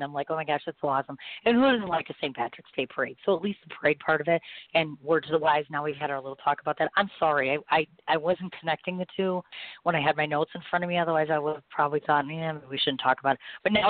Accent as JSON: {"language": "English", "country": "India", "said": "As an Indian musician, it's really tough to get exposure."}